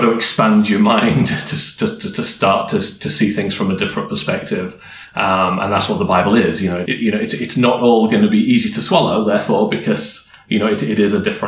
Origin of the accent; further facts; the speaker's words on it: Yorkshire and the Humber, United Kingdom; I grew up in Yorkshire in the UK.